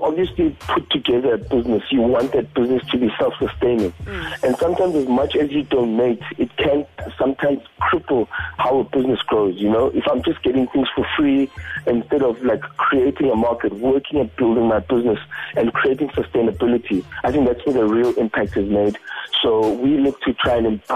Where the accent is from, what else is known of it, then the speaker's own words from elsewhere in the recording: Cape Town, Western Cape, South Africa; the place that we had grown up from. I mean, we're both from Kaifeng and Cape Town